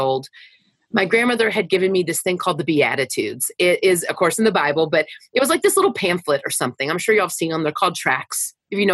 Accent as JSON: {"language": "English", "town": "Wichita Falls", "region": "Texas", "country": "United States", "tie": "born or raised there", "said": "I grew up in Wichita Falls, Texas"}